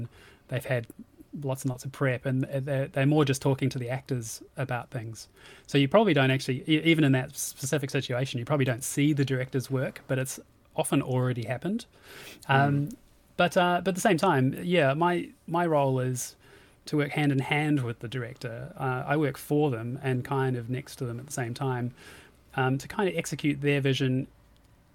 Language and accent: English; Auckland, New Zealand; moved away as an adult; now in United Kingdom; I'm from New Zealand and up in Auckland and moved over to the UK in 2007